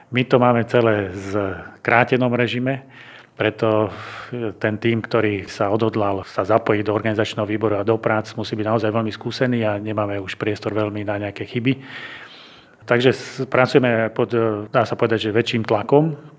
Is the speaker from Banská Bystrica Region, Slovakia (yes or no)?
yes; Banská Bystrica, Banská Bystrica Region, Slovakia; som Bystričan